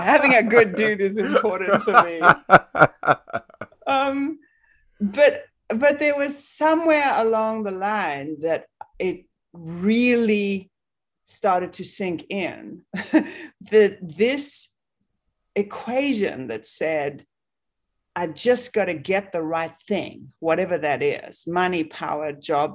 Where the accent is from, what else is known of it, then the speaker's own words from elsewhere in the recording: South Africa; moved away; I grew up in South Africa